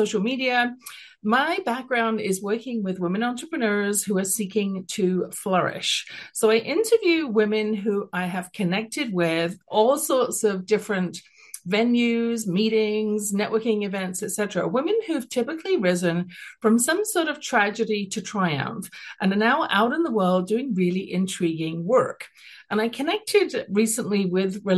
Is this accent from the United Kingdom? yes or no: yes; United Kingdom; accent: British; now in Calgary, Canada; I have a British accent, I'm at the base of the Rocky Mountains, living here for the last, almost 40 years